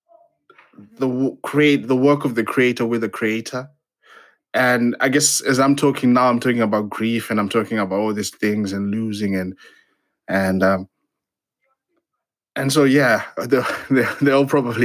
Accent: Zimbabwe; moved away; I'm originally from Zimbabwe.

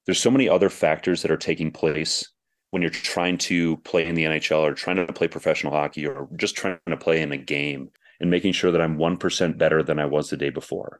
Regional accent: Minnesota, United States; I grew up in Minnesota, so we had guys like John Casey and Kari Taco.

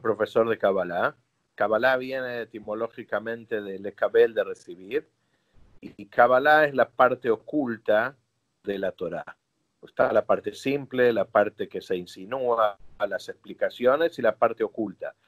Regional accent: Argentina; also born or lived in New York, United States; yo no nací en Argentina, nací en Nueva York, mi mamá es argentina, mi papá es americano

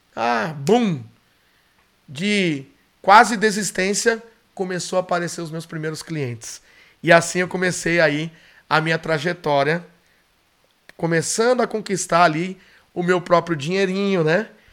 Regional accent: São Paulo, Brazil; onde eu morava, onde eu nasci, na zona norte de São Paulo, na Vila Maria

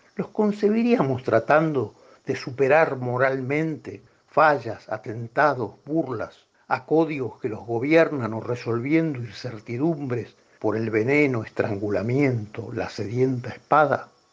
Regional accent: Buenos Aires, Argentina; yo soy porteño

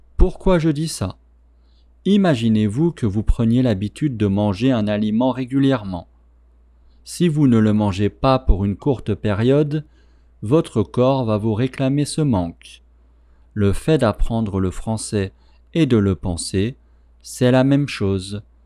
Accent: France; first language French; je suis français

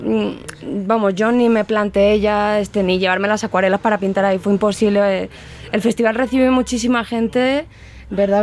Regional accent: Spain; moved away as an adult; also born or lived in Cuenca, Spain; now in Guadalajara, Mexico; Regresé a mi tierra a terminar la carrera

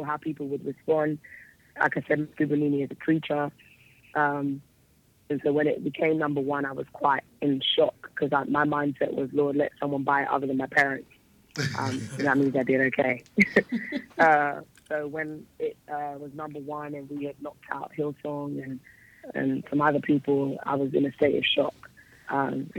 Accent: London, United Kingdom; Raised in London. I was raised in an area called East London, specifically. So that would be my hometown

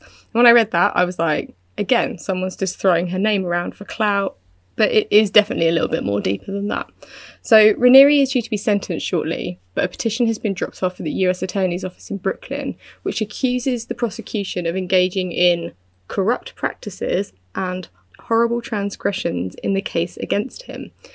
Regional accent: United Kingdom; I'm British

